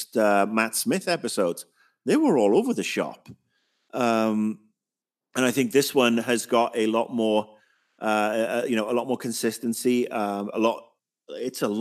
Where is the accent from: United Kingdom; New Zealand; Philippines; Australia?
United Kingdom; me as a Brit